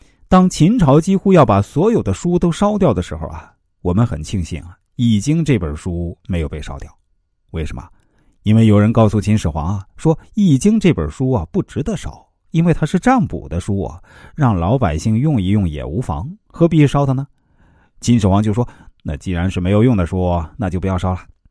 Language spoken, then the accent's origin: Chinese; China; 我们中国人不以成败论英雄啊，最典型的例子就是关公。